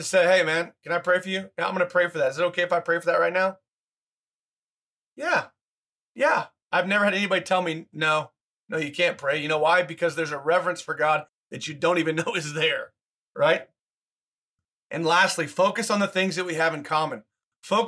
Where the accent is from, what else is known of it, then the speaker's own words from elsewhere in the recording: Oklahoma, United States; I grew up like in Oklahoma State, in Oklahoma.